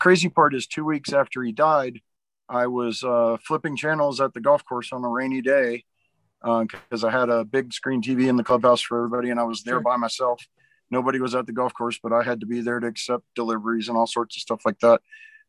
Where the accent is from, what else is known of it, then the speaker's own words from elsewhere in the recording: Georgia, United States; also born or lived in Nashville; But I grew up in Savannah and Atlanta, Georgia.